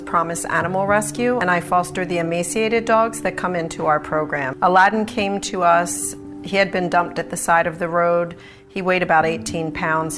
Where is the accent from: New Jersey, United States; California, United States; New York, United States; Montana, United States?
New Jersey, United States; Haddonfield; also born or lived in North Wildwood, New Jersey; I'm from Haddonfield and North Wildwood, New Jersey